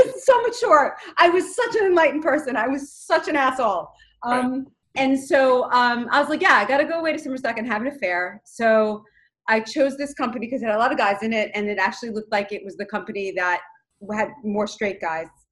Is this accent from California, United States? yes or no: no; New York City, New York, United States; I come from Queens and they have no money and it's pretty blue collar